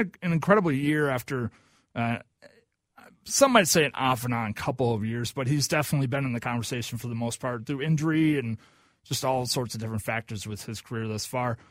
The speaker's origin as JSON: {"language": "English", "region": "Oklahoma", "country": "United States", "moved": "yes", "lives_now": "Minnesota, United States", "said": "I'm from Oklahoma"}